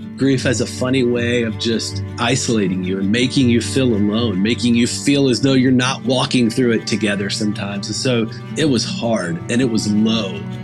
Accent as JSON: {"language": "English", "region": "Arkansas", "country": "United States", "tie": "born or raised there", "said": "I grew up in Arkansas"}